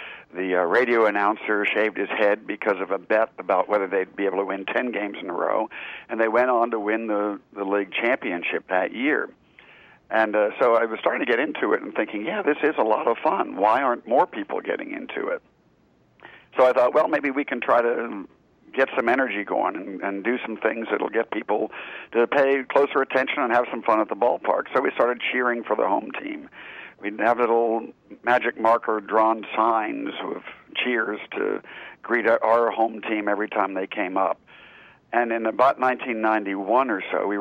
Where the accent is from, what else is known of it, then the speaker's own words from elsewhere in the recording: outside of Pittsburgh, Pennsylvania, United States; now in Charleston, United States; I grew up outside of Pittsburgh